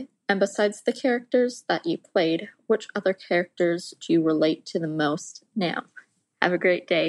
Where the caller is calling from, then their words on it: Ontario, Canada; Hi, Melinda and Rachel. … from Ontario, Canada.